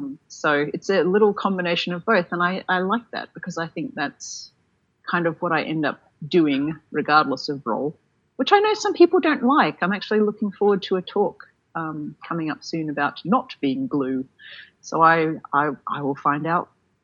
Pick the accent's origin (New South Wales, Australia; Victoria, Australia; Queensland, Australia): New South Wales, Australia; Sydney; at the time I was from Sydney, he was from Melbourne.